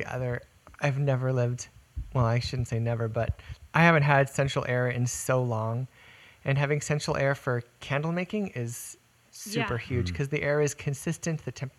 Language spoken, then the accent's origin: English; South Texas, United States; I grew up in South Texas, so air conditioning was a necessity.